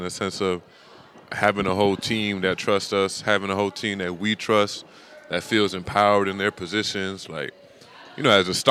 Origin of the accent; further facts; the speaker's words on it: Miami, Florida, United States; moved away as an adult; also born or lived in Jacksonville, Florida / Los Angeles, California; now in Atlanta, United States; I'm originally from Miami, Florida